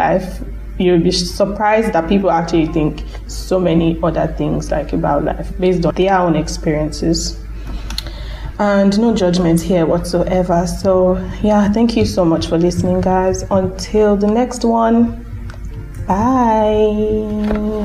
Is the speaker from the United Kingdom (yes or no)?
no; Nigeria; being Nigerian